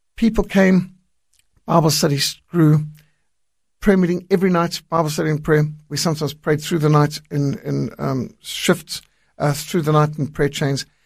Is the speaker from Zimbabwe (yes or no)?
yes; Zimbabwe; moved away; also born or lived in South Africa; I was brought up in Rhodesia, what today is Zimbabwe.